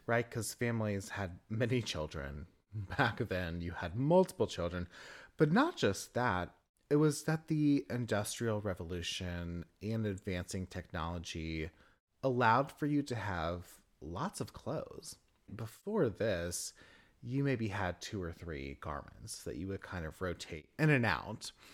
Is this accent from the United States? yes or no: yes; the South, United States; from the South. Southern born, Southern bred.